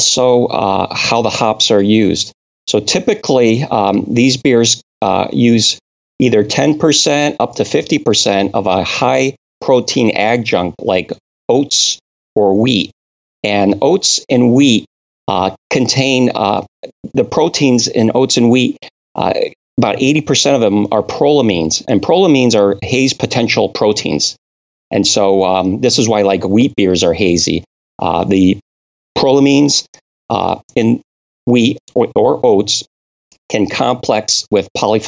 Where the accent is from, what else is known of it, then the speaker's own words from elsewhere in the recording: Connecticut, United States; moved away; I'm originally from New England. I was born and raised in Connecticut